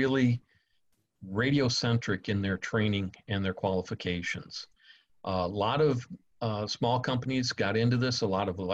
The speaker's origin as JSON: {"language": "English", "region": "Michigan", "country": "United States", "moved": "yes", "lives_now": "Florida, United States", "said": "I'm from Michigan, and I'm accustomed to basically stick and lumber buildings"}